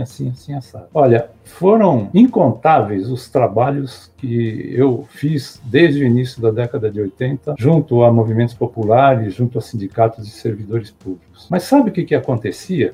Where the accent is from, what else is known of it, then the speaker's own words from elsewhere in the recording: Santo André, São Paulo, Brazil; Eu sou nascido em Santo André